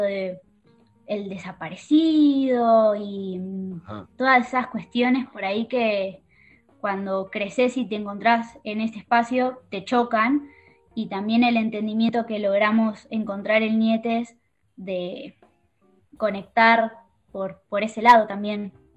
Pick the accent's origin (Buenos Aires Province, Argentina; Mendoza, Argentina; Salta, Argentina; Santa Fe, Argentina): Buenos Aires Province, Argentina; La Plata; Yo soy de La Plata